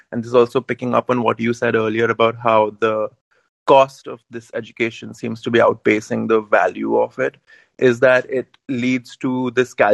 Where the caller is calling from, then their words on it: India; I'm calling in from India, actually.